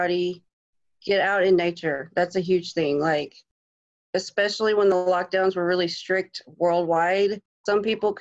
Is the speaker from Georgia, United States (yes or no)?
yes; Georgia, United States; moved away as an adult; now in New Hampshire, United States; I'm from Georgia.